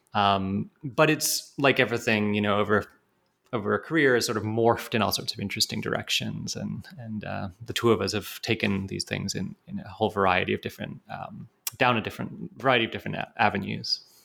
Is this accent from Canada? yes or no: yes; Canada; moved away as an adult; also born or lived in United Kingdom / Montreal, Canada / Toronto, Canada; now in Pennsylvania, United States; I'm um, actually British by birth, but grew up in Canada